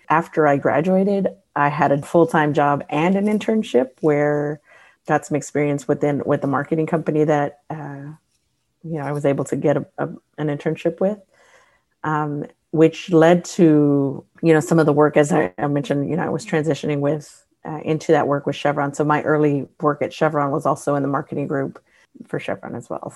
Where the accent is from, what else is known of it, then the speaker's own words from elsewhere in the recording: Houston, Texas, United States; I grew up in Houston, born and raised